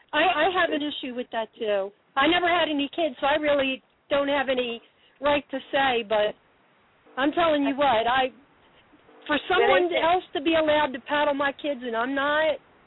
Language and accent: English; Baltimore, Maryland, United States; I'm Baltimore, Maryland.